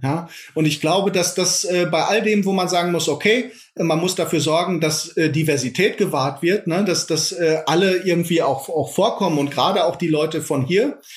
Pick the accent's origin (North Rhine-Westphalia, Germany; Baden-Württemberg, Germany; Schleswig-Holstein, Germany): North Rhine-Westphalia, Germany; Iserlohn; moved away as an adult; now in Leipzig, Germany; Ich habe meine alte Heimat, das ist Iserlohn nach wie vor